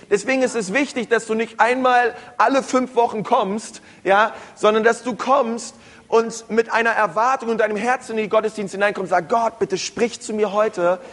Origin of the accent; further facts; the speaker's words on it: Berlin, Germany; Aber ich bin ein Stadtkind, groß geworden in Berlin